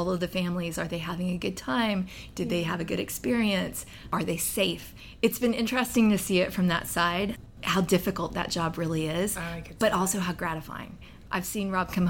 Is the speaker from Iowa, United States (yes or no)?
no; Fort Worth, Texas, United States; I grew up in Texas. So I grew up in Fort Worth. I'm sixth generation Texan.